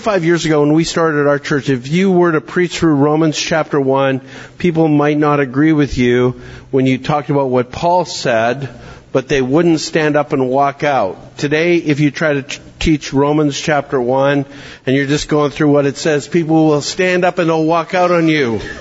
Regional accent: Canada; now in Williamson County, Tennessee, United States; I'm a Canadian

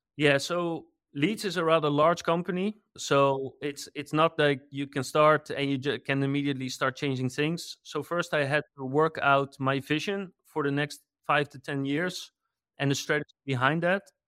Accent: Netherlands; I'm from the Netherlands

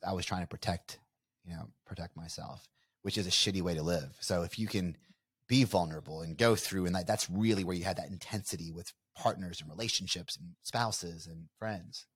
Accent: Bardstown, Kentucky, United States; I'm a you know small town kid from uh, you know Nowheresville, USA. You know, we're from Bardstown, Kentucky, bourbon capital of the world.

